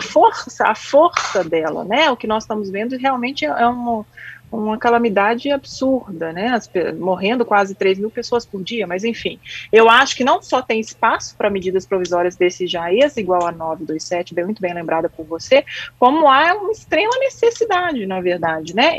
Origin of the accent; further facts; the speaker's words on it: Minas Gerais, Brazil; como boa mineira